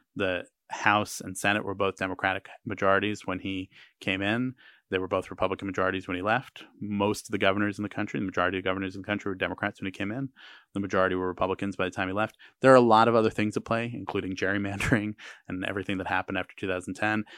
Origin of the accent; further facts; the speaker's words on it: United States; as an American